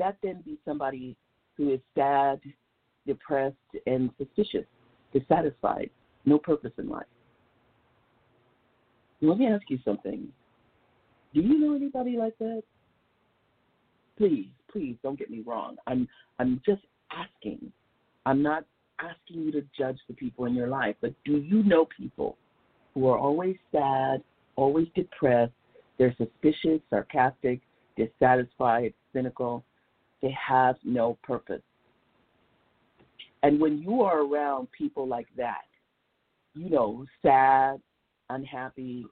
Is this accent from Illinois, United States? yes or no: no; Los Angeles, California, United States; I grew up in South Central Los Angeles